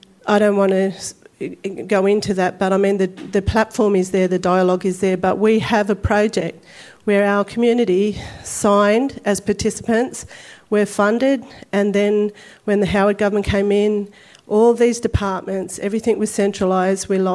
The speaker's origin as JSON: {"language": "English", "town": "Sydney", "region": "New South Wales", "country": "Australia", "said": "I come from La Perouse, which is right on the shores of Botany Bay"}